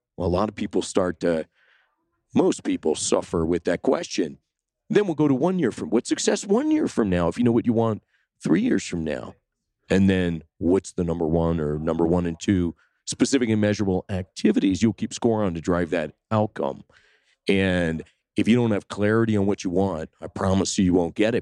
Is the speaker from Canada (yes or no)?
yes; Sudbury, Ontario, Canada; I grew up in Canada in a small town, two hundred fifty miles north of Toronto. It's called Sudbury